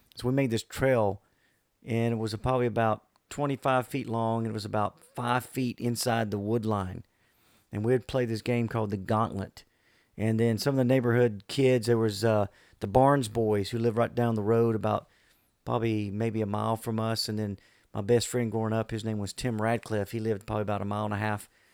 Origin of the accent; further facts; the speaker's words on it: Bayou George, Florida, United States; moved away as an adult; Bayou George was uh, a unique place to grow up.